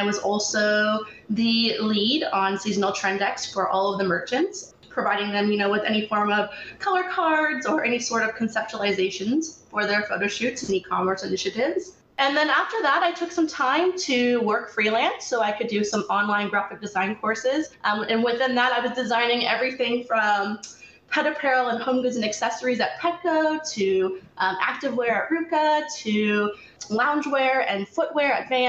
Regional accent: Canton, Ohio, United States; now in Los Angeles, United States; I'm actually originally from Canton, Ohio, where I was raised by my mother

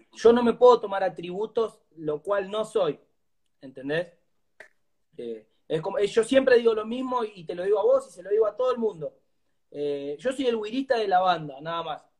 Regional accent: González Catán, Buenos Aires Province, Argentina; soy de González Catán, Virrey del Pino, zona oeste sería, La Matanza.

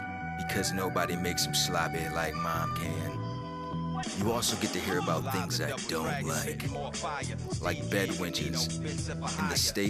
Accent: Sandusky, Ohio, United States; moved away as an adult; also born or lived in Houston, Texas; And Sandusky, Ohio, that's my hometown. And it's a small town in a small state. It's not Houston, it's not Texas.

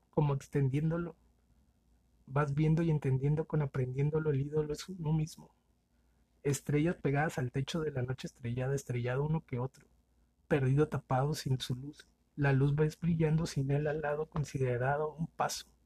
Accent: Mexicali, Baja California, Mexico; Saludos. Eh, soy de Mexicali.

